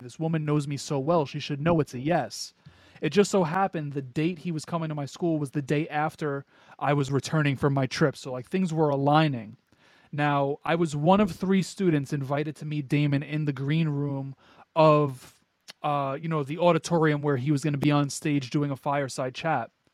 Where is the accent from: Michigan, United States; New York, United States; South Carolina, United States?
New York, United States; born and raised in New York